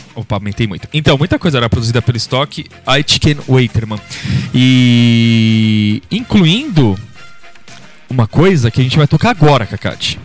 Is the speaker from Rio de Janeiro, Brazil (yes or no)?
no; São Paulo, Brazil; do mesmo lugar que a gente é, aqui de São Paulo